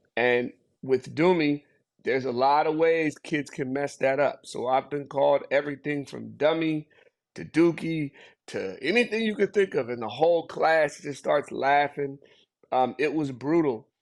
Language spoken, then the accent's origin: English; Seattle, Washington, United States; also born or lived in Zimbabwe; I was actually born in Seattle, Washington